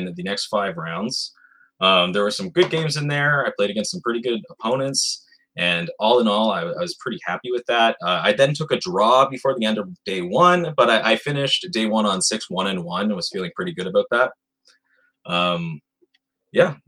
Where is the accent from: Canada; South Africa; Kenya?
Canada; Rosay, New Brunswick; now in Fredericton, Canada; So I'm originally from Rosay, New Brunswick. And I currently living in the capital, Fredericton, New Brunswick